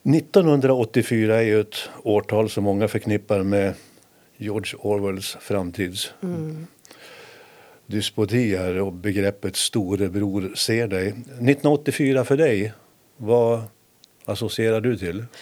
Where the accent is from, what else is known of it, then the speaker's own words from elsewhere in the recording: Härnösand, Västernorrland County, Sweden; jag som hade min uppväxt i Härnösand på det spännande 60-talet